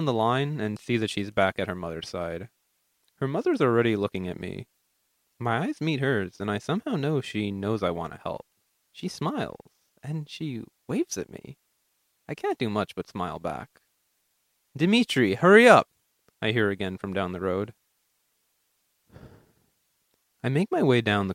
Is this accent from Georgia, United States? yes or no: no; New York City, New York, United States; also born or lived in Greece; I go to William Cullen Bryan High School in Queens